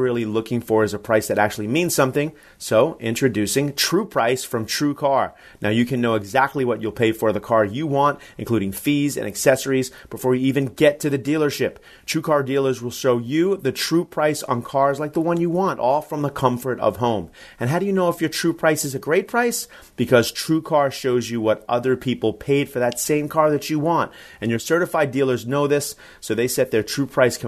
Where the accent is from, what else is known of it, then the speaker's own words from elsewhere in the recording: Long Island, New York, United States; also born or lived in Atlanta; I'm from Strong Island.